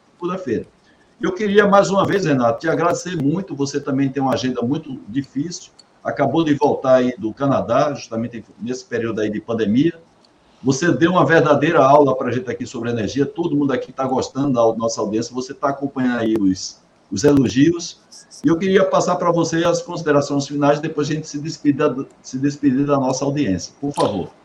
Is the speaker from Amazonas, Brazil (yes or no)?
no; Campina Grande, Paraíba, Brazil; Campina Grande, Paraíba, minha terra